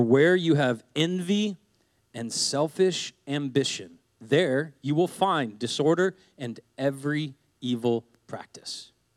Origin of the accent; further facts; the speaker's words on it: Seattle, Washington, United States; I grew up in Seattle